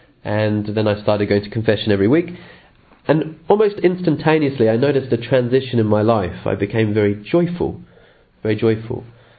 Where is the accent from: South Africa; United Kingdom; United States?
United Kingdom; England; born there; also born or lived in Australia; I'm a priest of the Archdiocese of Sydney, Australia. I'm actually English born, and where I'm currently am at the moment, I'm finishing a doctorate in the United Kingdom on natural law.